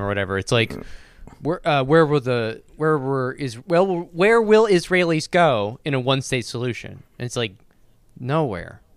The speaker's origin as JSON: {"language": "English", "region": "the American South", "country": "United States", "tie": "born or raised there", "said": "I was born and raised in the American South my entire fucking life"}